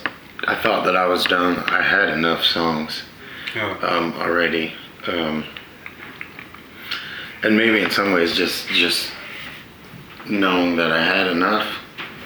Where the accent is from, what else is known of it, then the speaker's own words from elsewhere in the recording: California, United States; I was born in California. I spent a lot of time there